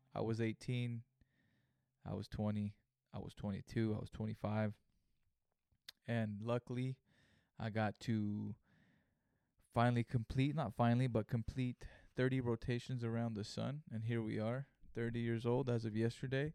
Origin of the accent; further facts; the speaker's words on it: Greenfield, California, United States; Greenfield, California, my hometown